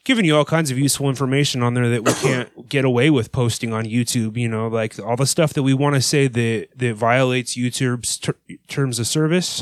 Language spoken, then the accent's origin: English; California, United States; I'm from California